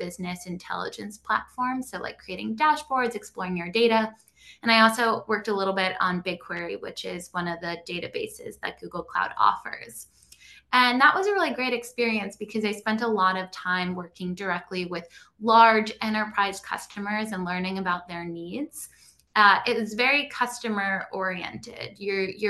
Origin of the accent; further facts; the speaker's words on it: Long Island, New York, United States; I grew up on Long Island, a couple hours outside of New York City